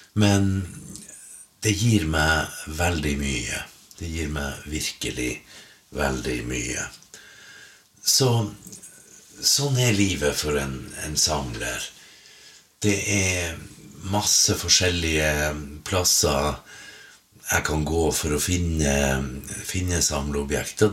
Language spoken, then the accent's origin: Norwegian; Finnmark, Norway; hjemme i Finnmark når jeg vasa rundt